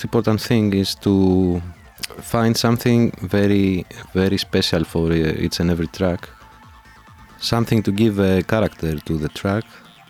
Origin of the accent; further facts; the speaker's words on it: Athens, Attica, Greece; also born or lived in Brazil; now in Madrid, Spain; I'm originally from Athens, Greece